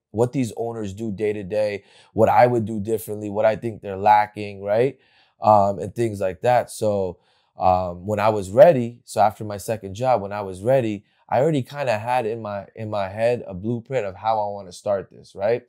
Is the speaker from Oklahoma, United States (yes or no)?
no; Bergen County, New Jersey, United States; I grew up in New Jersey. I went, uh, in Bergen County, right here